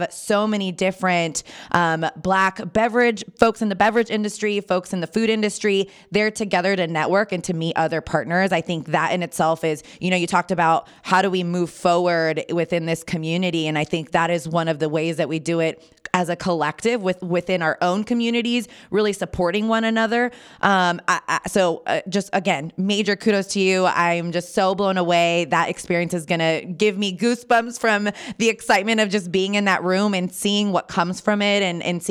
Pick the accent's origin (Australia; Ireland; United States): United States; Napa Valley, California; I'm born and raised in Napa Valley